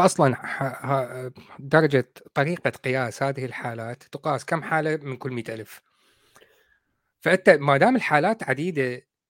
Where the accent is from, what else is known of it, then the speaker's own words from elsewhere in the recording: Iraq; إحنا عندنا بالعراق